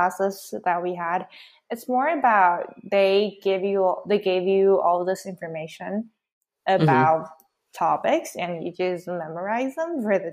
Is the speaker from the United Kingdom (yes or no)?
no; China; moved away; being an Asian and growing up in China